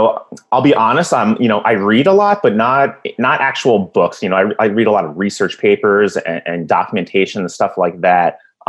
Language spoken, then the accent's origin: English; New York, United States; now in Phoenix, United States; Well, I'm from Phoenix, so, you know, I definitely favor the Suns. I'm originally from New York, but let's not even talk about the Knicks.